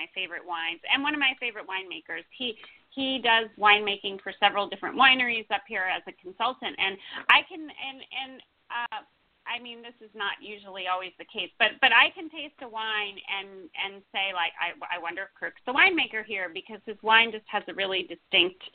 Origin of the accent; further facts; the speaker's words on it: United States; also born or lived in New York City / Los Angeles; now in Napa Valley, United States; I grew up outside of Washington, D.C.